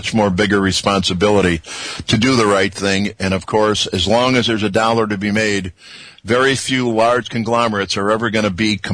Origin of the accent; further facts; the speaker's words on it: Chicago, Illinois, United States; I'm born and raised in Chicago